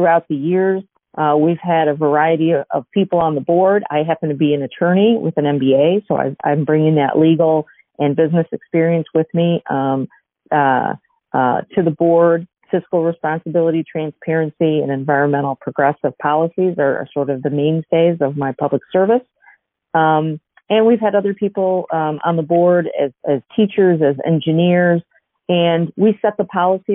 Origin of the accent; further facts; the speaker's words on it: Chicago, Illinois, United States; So I live in Chicago. I grew up in Chicago